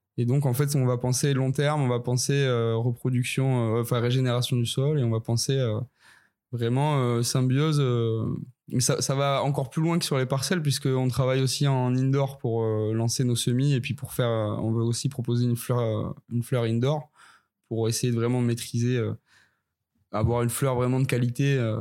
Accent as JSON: {"language": "French", "area": "Ariège", "region": "Occitania", "country": "France", "tie": "born or raised there", "said": "je viens des Pyrénées, un petit peu au sud de Toulouse, euh, plus précisément dans le magnifique département de l'Ariège, qui est pas très connu, qui est très sauvage. j'ai grandi là-bas"}